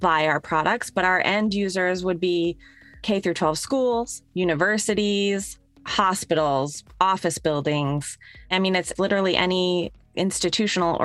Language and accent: English; Connecticut, United States; I grew up in Connecticut